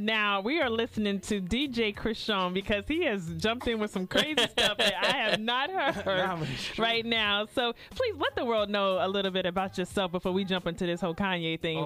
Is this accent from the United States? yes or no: yes; New York City, New York, United States; also born or lived in Atlanta; now in Tampa, United States; I moved from Queens to Atlanta, and then from Atlanta to Tampa.